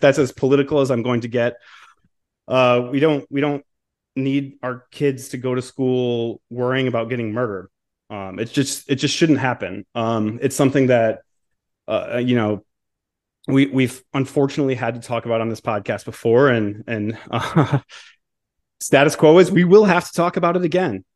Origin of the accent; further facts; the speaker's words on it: Michigan, United States; moved away; my home state of Michigan